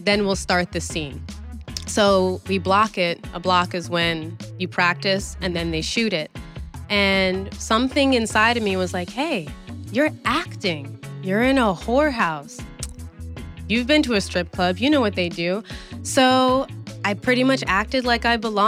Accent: New York City, New York, United States; moved away; also born or lived in Florida; I'm from Brooklyn, New York

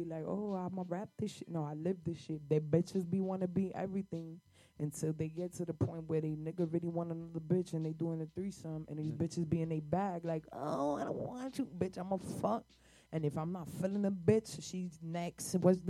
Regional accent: New Jersey, United States; I'm from Jersey, girl. Jersey.

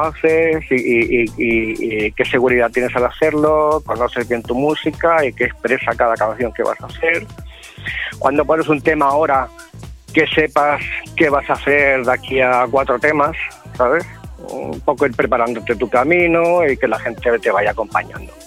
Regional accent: Sant Feliu de Llobregat, Catalonia, Spain; una sala de mi pueblo, de San Felipe de Llobregat

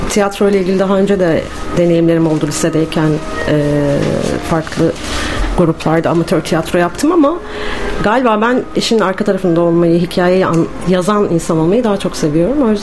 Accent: Bursa, Turkey; Denilebilir. Burada doğdum büyüdüm.

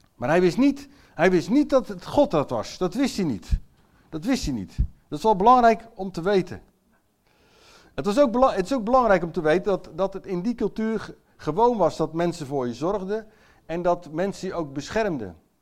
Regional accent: Netherlands; Ik ben zelf ook Nederlander

